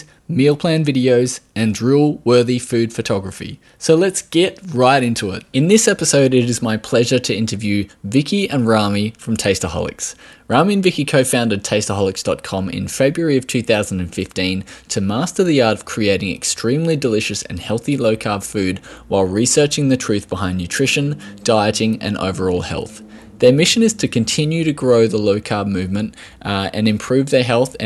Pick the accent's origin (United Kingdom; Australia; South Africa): Australia; accent: Australian